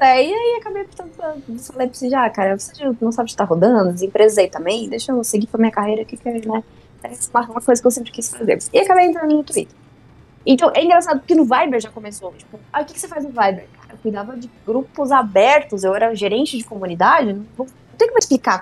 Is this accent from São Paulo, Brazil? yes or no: no; Mafra, Santa Catarina, Brazil; moved away; eu sou do interior de Santa Catarina, de Mafra